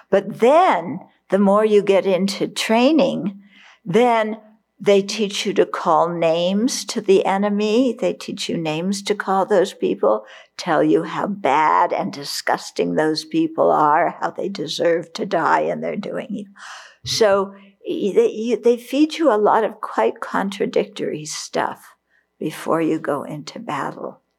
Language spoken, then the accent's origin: English; Vietnam; because I grew up in Vietnam during the Vietnam War. And the people I knew didn't join the military with that kind of mind, they were forced into it.